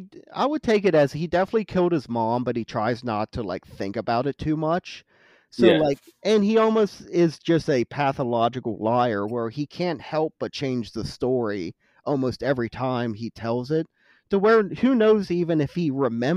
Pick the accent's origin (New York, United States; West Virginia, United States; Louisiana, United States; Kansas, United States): West Virginia, United States; because I'm from West Virginia, so fuck West Virginia.